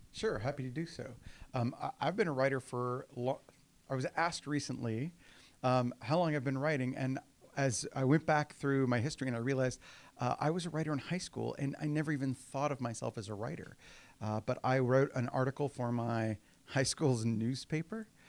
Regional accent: Houston, Texas, United States; moved away; I was raised in Houston. Um, I wasn't born there, and that matters in Texas, uh, but I got there as soon as I could

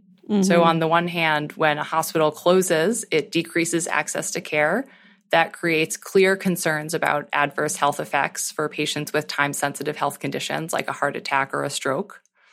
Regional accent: Lincolnville, Maine, United States; I'm from Lincolnville, Maine

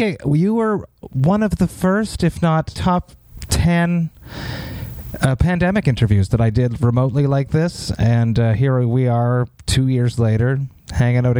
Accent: Montreal, Quebec, Canada; my hometown, Montreal

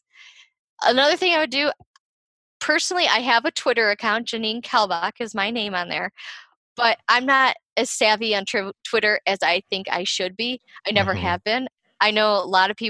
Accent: Ohio, United States; I'm from Ohio too

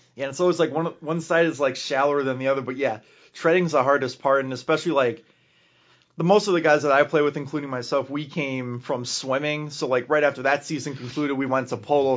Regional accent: Lake Bluff, Illinois, United States; I'm from Lake Bluff, like, thirty minutes from Wisconsin

